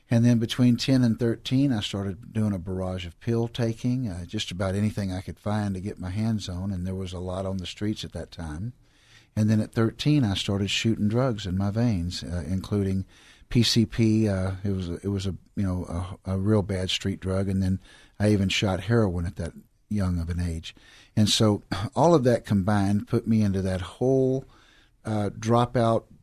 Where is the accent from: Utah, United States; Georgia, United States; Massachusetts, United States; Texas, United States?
Texas, United States; Houston; I grew up right here in Houston, Texas, southeast side of Houston, Texas, and I grew up kind of in that dropout generation of the '60s